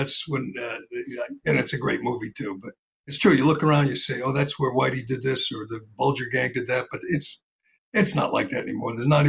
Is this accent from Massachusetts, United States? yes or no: yes; Boston, Massachusetts, United States; I'm pretty Bostonian. I live in the city now. I lived in the suburbs for for years, but I'm in the city